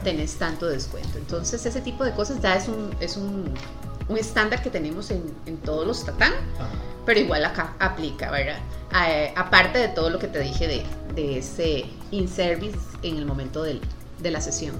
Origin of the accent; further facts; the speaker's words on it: Heredia, Costa Rica; yo soy de Heredia y siento que los heredianos